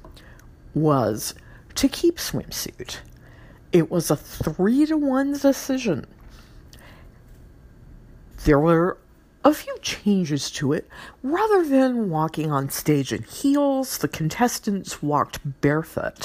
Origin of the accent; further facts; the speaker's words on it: Louisiana, United States; my home state gal, the new Miss Louisiana